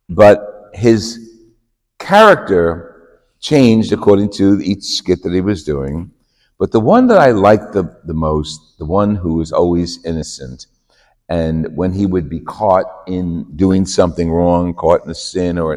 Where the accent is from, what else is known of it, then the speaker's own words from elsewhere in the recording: New Jersey, United States; Jersey, and you know, like like you couldn't tell from my accent.